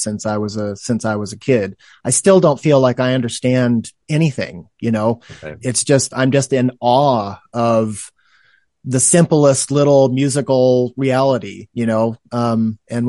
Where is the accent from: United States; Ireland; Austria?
United States; Oregon; also born or lived in New York; now in Reno, United States; I'm originally from Oregon